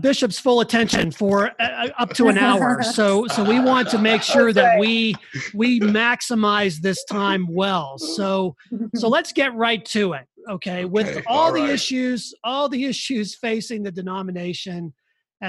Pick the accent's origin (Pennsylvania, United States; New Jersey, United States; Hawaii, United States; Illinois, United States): Pennsylvania, United States; Western; accent: Western Pennsylvania; now in Colorado, United States; my Western Pennsylvania accent